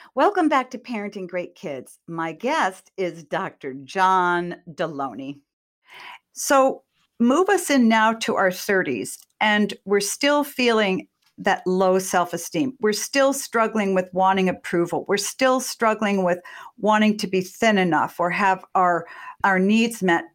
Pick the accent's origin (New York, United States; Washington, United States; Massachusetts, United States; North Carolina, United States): Massachusetts, United States; born or raised there